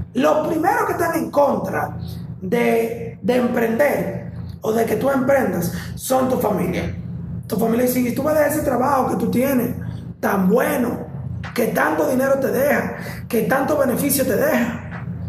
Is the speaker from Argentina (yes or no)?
no; Santiago de los Caballeros, Santiago, Dominican Republic; yo soy de Santiago de los Caballeros